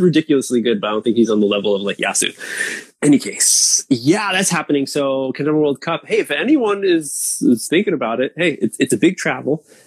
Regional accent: East Coast, United States; moved away as an adult; now in Japan; my hometown, East Coast

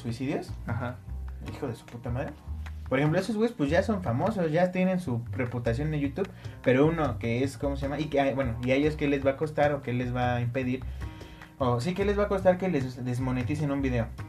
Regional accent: Mexico; somos mexicanos

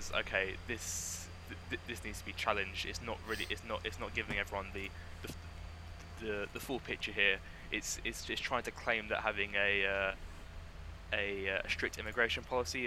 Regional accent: Dartford, South East England, United Kingdom; I'm from Dartford, so I joined the Dartford Association

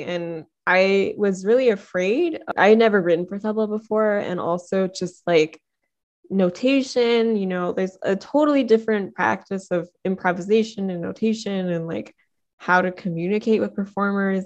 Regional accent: Detroit, Michigan, United States; I'm from Detroit

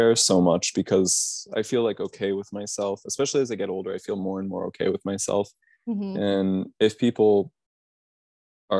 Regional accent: Tucson, Arizona, United States; growing up in Tucson, it's weird because it feels like a really accepting place to grow up queer

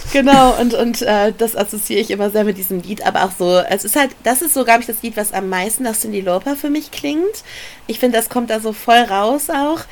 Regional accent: Ruhr area, North Rhine-Westphalia, Germany; ich komme aus dem Pott

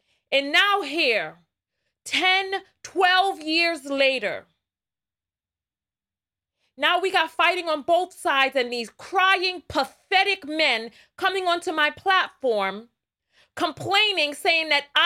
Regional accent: New York City, New York, United States; I'm from the Bronx

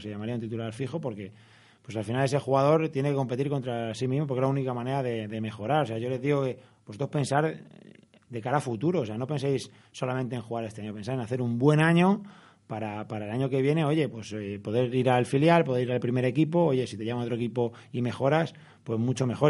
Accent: Madrid, Community of Madrid, Spain; soy de Vallecas, he sido del Rayo toda la vida

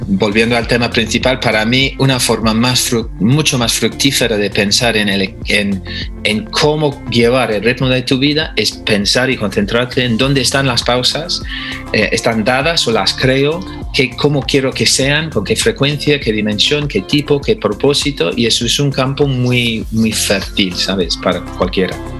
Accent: England, United Kingdom; moved away as an adult; now in Spain; soy inglés de nacionalidad, pero llevo 30 años viviendo en España, o sea que ya no sé de qué país soy

